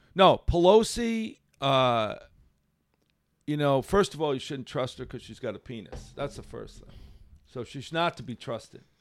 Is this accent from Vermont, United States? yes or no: no; Seekonk, Massachusetts, United States; I grew up in Seekonk.